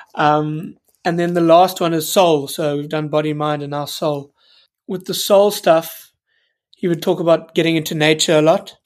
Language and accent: English; South Africa; moved away as an adult; also born or lived in United Kingdom (birthplace) / Newcastle; When I moved back from Newcastle and, and moved back to South Africa